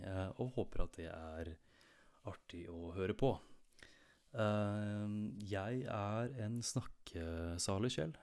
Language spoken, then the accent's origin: Norwegian; Nordre Follo, Viken, Norway; Jeg kommer fra Nordre Follo i eh, Viken storkommune, like sydøst for Oslo